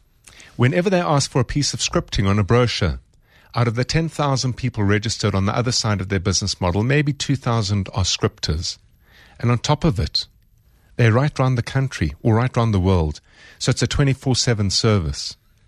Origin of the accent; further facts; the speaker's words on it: South Africa; as a South African